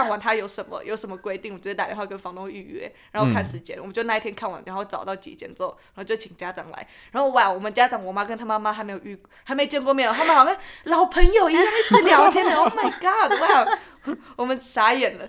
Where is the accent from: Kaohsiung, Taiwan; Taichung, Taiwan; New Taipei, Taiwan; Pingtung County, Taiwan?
New Taipei, Taiwan; 因为我是我是新北人